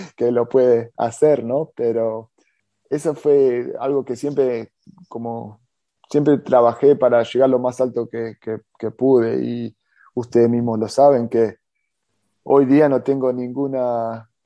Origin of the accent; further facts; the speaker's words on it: Sydney, New South Wales, Australia; also born or lived in Adrogué, Argentina / Pinamar, Argentina; a los ocho años vine a Australia, viví, tengo, tengo 40 hoy día, eh, tengo una familia con, con tres hijos y eso sí que me, me crié aquí jugando al fútbol